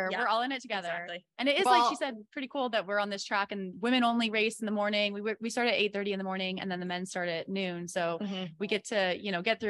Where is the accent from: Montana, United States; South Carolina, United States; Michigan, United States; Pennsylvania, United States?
Montana, United States; I'm from Montana.